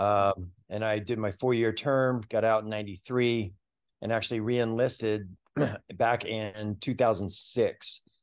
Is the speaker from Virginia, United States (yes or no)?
no; New York, United States; moved away as an adult; also born or lived in Fulton County, Georgia; I grew up in New York